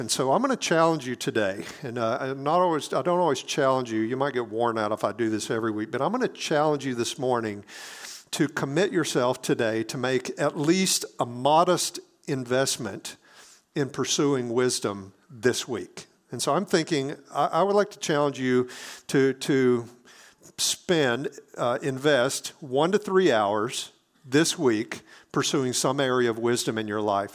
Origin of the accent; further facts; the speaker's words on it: Hattiesburg, Mississippi, United States; moved away; my hometown in Hattiesburg, Mississippi